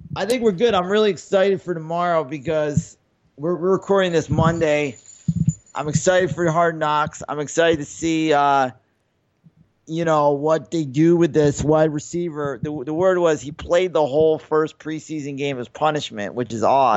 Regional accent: New York, United States; I grew up in New York

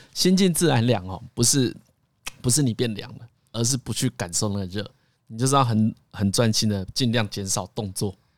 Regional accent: Taiwan; 我们台湾人

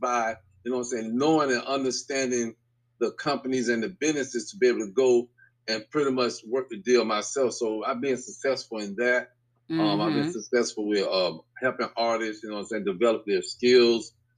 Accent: Tampa, Florida, United States; I grew up here in Tampa. I'm 52 years old. I grew up here in Tampa. I grew up in Tampa Park.

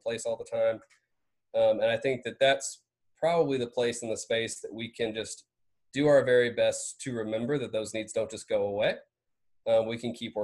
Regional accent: Vidalia, Georgia, United States; also born or lived in Athens, Georgia; I grew up in Vidalia, Georgia

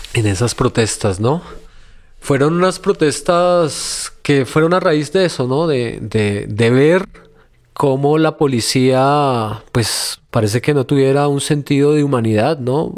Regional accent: Colombia

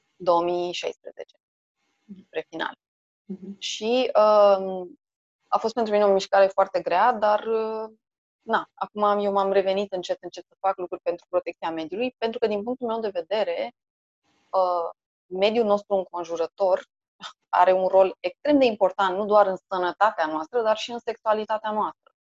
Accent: Bucharest, Romania; born or raised there

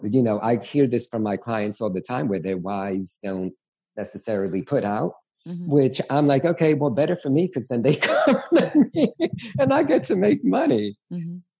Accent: New York City, New York, United States; growing up in New York City

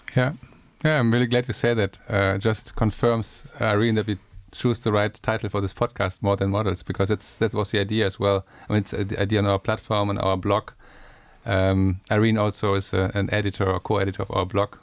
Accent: Germany; I'm from Germany and I'm from a part of Germany with a lot of rain and bad weather

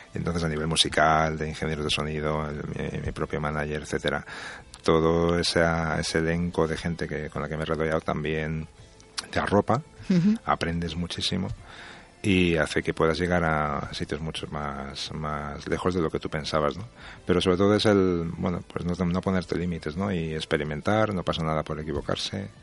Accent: Spain; creo que soy el primer español en ganarlo

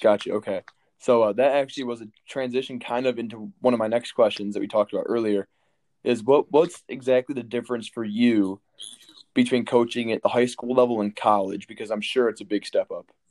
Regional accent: Michigan, United States; moved away; I'm from Michigan. I don't I don't get to come back to my state

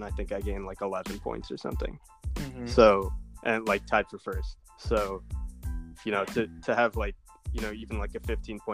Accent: Ann Arbor, Michigan, United States; I was born in Ann Arbor, the U of M hospital.

